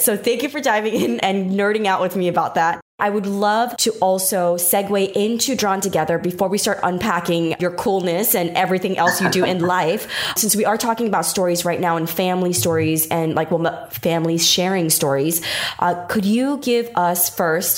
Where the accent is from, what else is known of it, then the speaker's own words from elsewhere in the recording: New York, United States; first language Taiwanese; English is a second language; even though I was born in New York, my first language was not English. I was sent to ESL because I was raised a little bit in Queens in New York